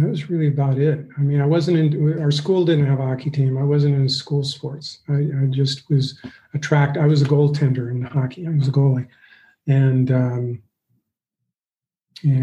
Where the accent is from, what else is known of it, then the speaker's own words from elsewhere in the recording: Flagstaff, Arizona, United States; I grew up in Northern Arizona